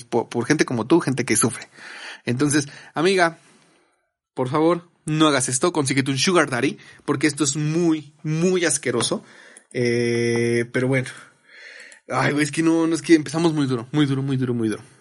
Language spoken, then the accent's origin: Spanish; Nuevo León, Mexico; accent: regio; Unos compas, ando, ando bien, ando bien regio, ¿no? He andado muy, como que mi acento se, suba sube así, güey